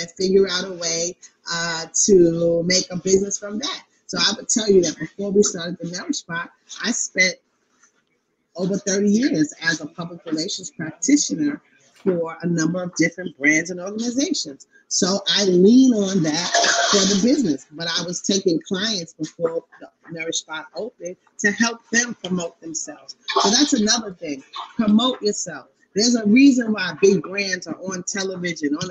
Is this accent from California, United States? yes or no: no; New York City, New York, United States; also born or lived in Queens; I am a longtime Queens resident. I was born in Harlem